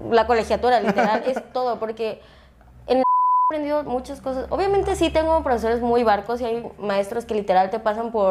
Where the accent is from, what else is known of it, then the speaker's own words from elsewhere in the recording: Acapulco, Guerrero, Mexico; moved away as an adult; now in Mexico City, Mexico; Y soy de Acapulco.